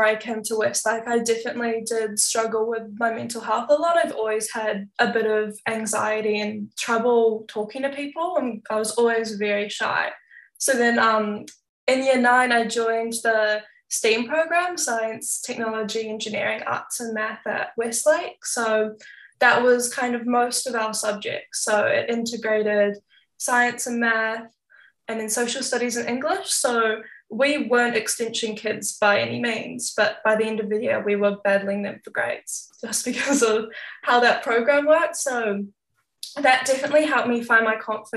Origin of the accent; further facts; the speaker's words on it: Auckland, New Zealand; also born or lived in Christchurch / Far North (iwi: Te Rarawa); I was born in Auckland, but I was raised in both Auckland and Christchurch.